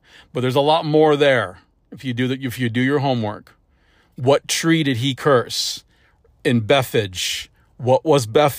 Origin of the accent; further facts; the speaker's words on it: St. Louis, Missouri, United States; I was up in St. Louis. I grew up in St. Louis.